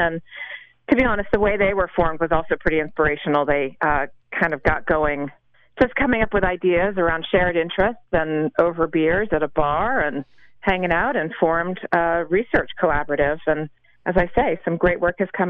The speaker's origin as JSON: {"language": "English", "region": "central Pennsylvania", "country": "United States", "tie": "born or raised there", "said": "I grew up in central Pennsylvania"}